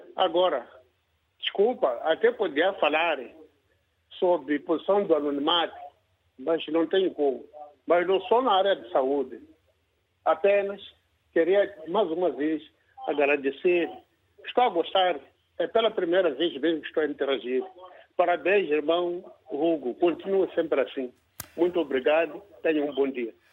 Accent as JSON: {"language": "Portuguese", "country": "Mozambique", "tie": "born or raised there", "said": "Eu sou moçambicano."}